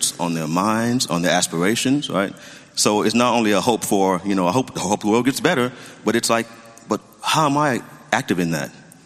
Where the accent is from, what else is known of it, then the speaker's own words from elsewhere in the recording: Memphis, Tennessee, United States; moved away as an adult; now in Pasadena, United States; originally from Tennessee, from Memphis